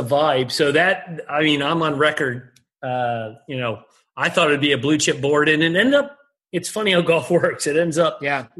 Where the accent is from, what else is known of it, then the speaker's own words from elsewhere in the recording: United Kingdom; I'm getting killed out here just because I'm Brit, right?